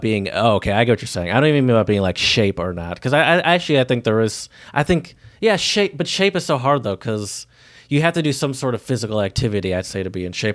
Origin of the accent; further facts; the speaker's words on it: the South, United States; I'm from the South